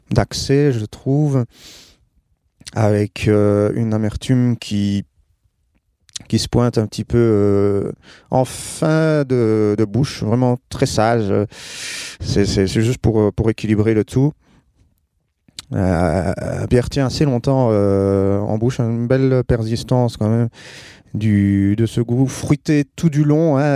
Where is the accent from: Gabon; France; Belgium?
Belgium; Wallonia; je viens de Belgique, euh, province de Liège. J'habite près de Spa